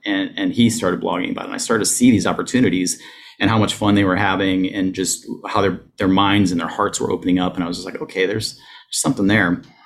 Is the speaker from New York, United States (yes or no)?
no; Ohio, United States; moved away as an adult; also born or lived in North Carolina; I grew up in Ohio, that I realized that I could actually move away from my hometown